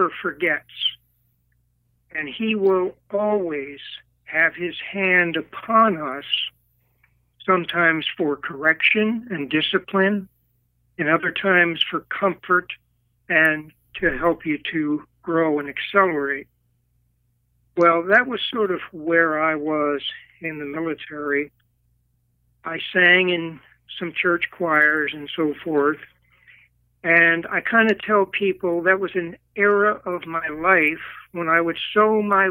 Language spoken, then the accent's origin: English; Philadelphia, Pennsylvania, United States; I grew up in Philadelphia, Pennsylvania